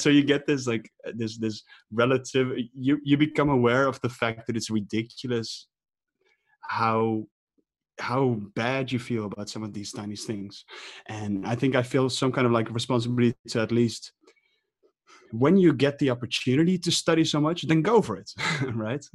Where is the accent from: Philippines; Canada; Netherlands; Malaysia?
Netherlands; Amsterdam, North Holland; I'm from Amsterdam